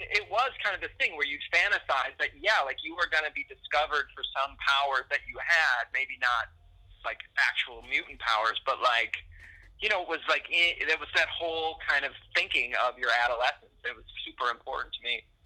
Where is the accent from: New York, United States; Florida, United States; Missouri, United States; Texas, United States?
New York, United States; Buffalo; I grew up in Buffalo